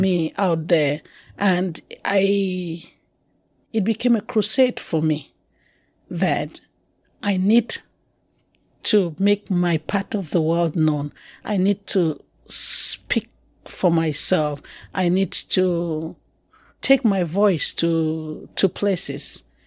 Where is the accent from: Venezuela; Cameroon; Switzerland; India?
Cameroon; accent: anglophone; moved away as an adult; also born or lived in Yaoundé; I'm originally from Cameroon.